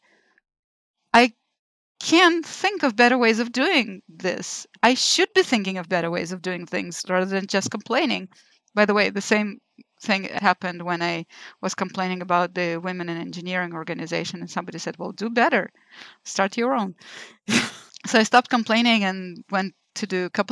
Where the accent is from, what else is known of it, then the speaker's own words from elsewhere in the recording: Lithuania; moved away as an adult; also born or lived in Israel; now in United States; I was born in Lithuania, which at the time was still Soviet Union